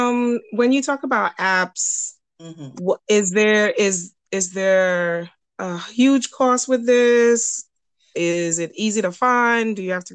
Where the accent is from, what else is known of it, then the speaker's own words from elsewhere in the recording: New York City, New York, United States; this is my experience growing up in New York City.